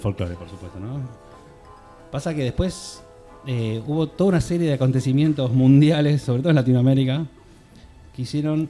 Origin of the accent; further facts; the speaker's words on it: Florida, Buenos Aires Province, Argentina; now in Barcelona, Spain; hicimos dos shows en mi barrio, yo soy de Florida